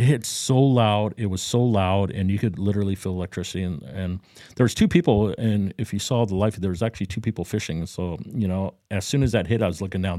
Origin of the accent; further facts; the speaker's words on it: Southern California, United States; now in Florida, United States; I grew up in Southern California